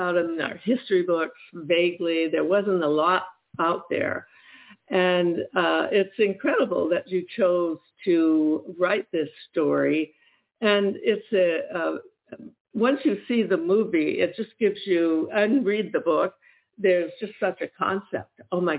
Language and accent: English; Detroit, Michigan, United States; moved away; also born or lived in Ohio; I was born in Detroit, so I was born a Michigander.